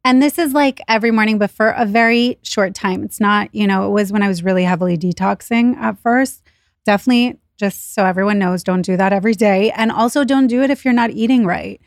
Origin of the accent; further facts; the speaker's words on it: Israel; now in New York City, United States; I was born in Israel, so when we moved here